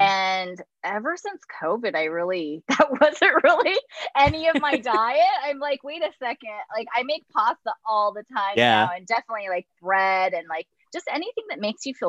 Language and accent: English; New York, United States; being a New Yorker, you'd be like, they're not working hard enough.